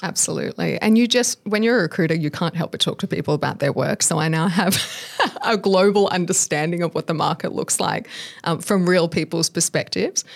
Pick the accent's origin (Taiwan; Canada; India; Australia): Australia; born or raised there